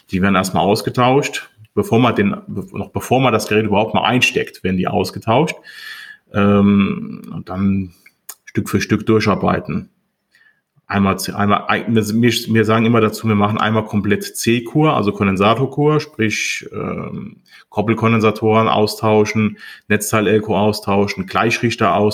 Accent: Montabaur, Rhineland-Palatinate, Germany; Ich komme aus Montabaur, habe dort meinen äh, ehemaligen Ausbildungsbetrieb vor zwei Jahren übernommen

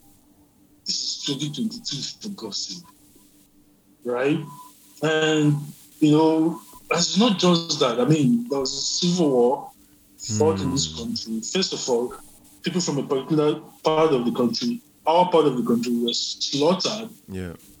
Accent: Zaria, Kaduna State, Nigeria; was born in Zaria. And grew up in the north

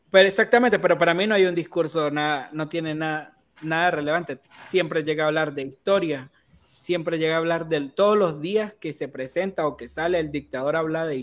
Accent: Nicaragua; now in Costa Rica; Somos los nicaragüenses

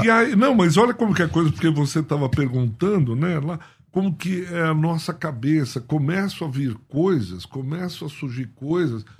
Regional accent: Paulista, São Paulo, Brazil; eu como paulista

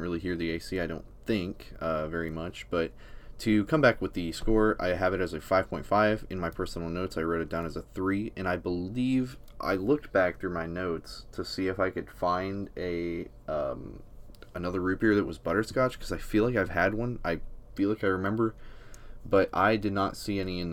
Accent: Arkansas, United States; I came from Arkansas

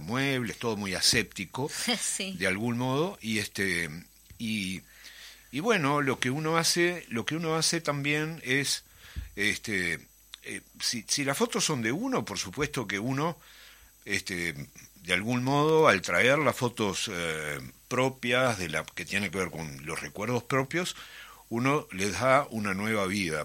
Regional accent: Montevideo, Uruguay; moved away; yo soy del Prado y criado en el Prado, en Atahualpa y en el Prado toda la vida.

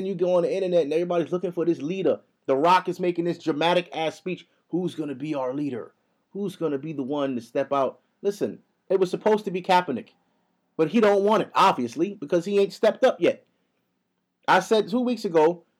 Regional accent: United States; now in New York, United States; I'm from here, my nigga. Y'all brung my people here. I was born here

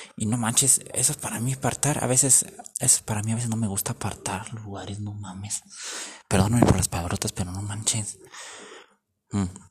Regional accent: Mexico

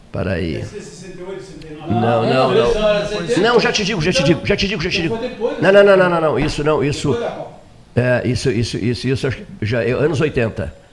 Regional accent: Pedro Osório, Rio Grande do Sul, Brazil; eu, eu sou de Pedro Osório, não falaram do Piratini

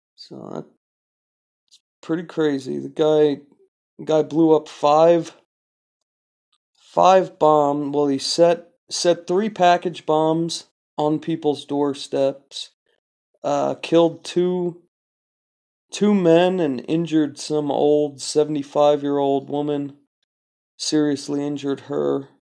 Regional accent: California, United States; I'm from California

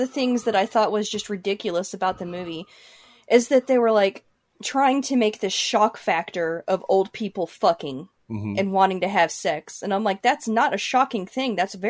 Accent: United States; we as Americans

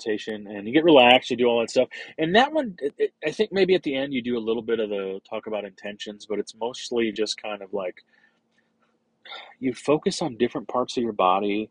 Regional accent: St. Louis, Missouri, United States; I grew up in St. Louis, in a neighborhood in South St. Louis called Dogtown.

